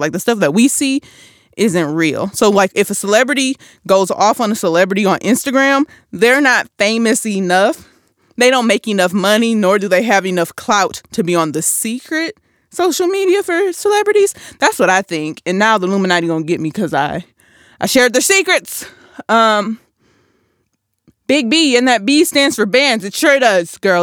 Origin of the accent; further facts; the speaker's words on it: Flint, Michigan, United States; I'm from Flint 'cause I'm sure not from Michigan.